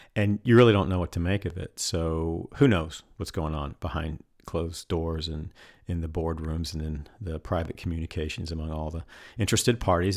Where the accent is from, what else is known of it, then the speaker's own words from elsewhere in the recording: North Carolina, United States; North Carolina, my home state